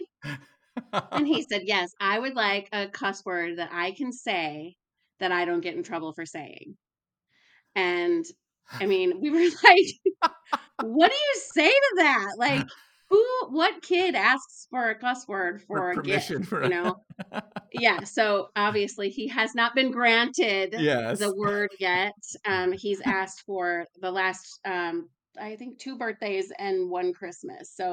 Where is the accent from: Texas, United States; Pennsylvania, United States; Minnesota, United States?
Minnesota, United States; moved away as an adult; also born or lived in Alabama; now in Lawrence, United States; I'm originally from Minnesota, and I moved to the South to go to school